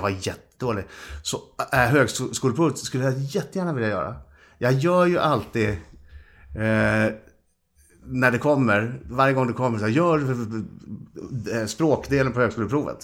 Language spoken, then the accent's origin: Swedish; Karlstad, Värmland, Sweden; now in Stockholm, Sweden; Vi kommer ju från Karlstad från början